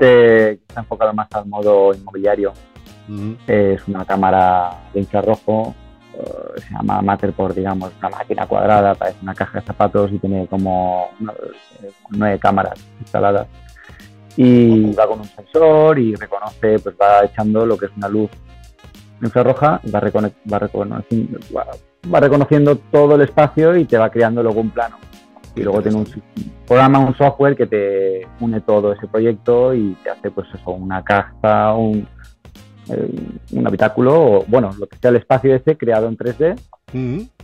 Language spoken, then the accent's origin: Spanish; Alicante coast, Valencian Community, Spain; also born or lived in South of England; llevo aquí, llevo aquí desde los tres años en España ya, en la costa alicantina